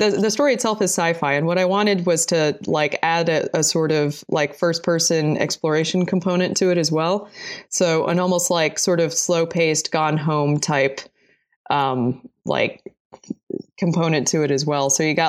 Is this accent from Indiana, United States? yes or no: no; New Jersey, United States; also born or lived in Boulder, Colorado; now in Blacksburg, United States; So I'm originally from New Jersey and then lived in Boulder, Colorado for a long time.